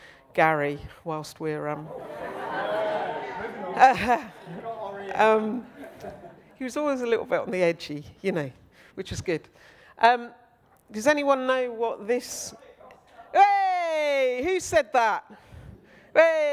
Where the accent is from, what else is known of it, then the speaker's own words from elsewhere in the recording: Old Basing, South East England, United Kingdom; now in South London, United Kingdom; I grew up in Old Basing.